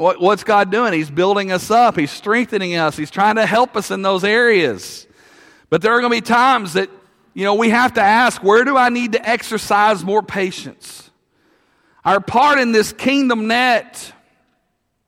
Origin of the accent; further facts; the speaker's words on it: Russellville, Arkansas, United States; I grew up in Russellville